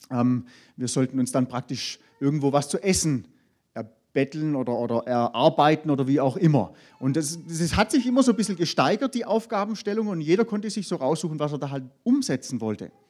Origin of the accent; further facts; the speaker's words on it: Baden-Württemberg, Germany; Da, wo ich herkomme, ich komme da aus dem Hohenlohe-Kreis, da gibt es ja viele größere Firmen